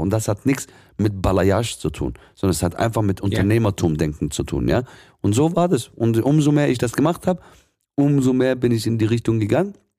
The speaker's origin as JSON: {"language": "German", "area": "Swabia", "region": "Baden-Württemberg", "country": "Germany", "tie": "born or raised there", "said": "ich bin schon gebürtiger Schwabe, meine, ursprünglich aus dem Libanon"}